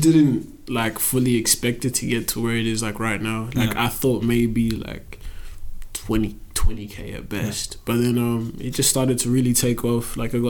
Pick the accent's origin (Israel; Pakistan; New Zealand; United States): New Zealand; Christchurch, Canterbury; also born or lived in Zimbabwe; now in Perth, Australia; I'm basically just a young rapper based in Perth. I was born in Christchurch, New Zealand, but my family heritage is from Zimbabwe.